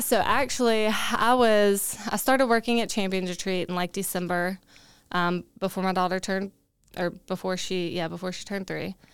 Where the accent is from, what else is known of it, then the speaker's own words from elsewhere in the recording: Augusta, Georgia, United States; also born or lived in Charleston; I am from Augusta, born and raised